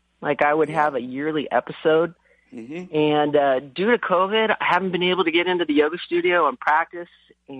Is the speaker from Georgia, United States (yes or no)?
no; Newport Beach, California, United States; I grew up down in Orange County. Surfing the beaches down in Newport.